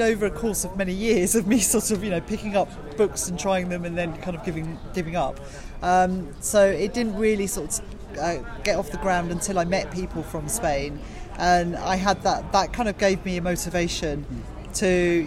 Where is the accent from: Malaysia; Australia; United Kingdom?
United Kingdom; Canterbury, South East England; a language school that I know in Canterbury, which is my hometown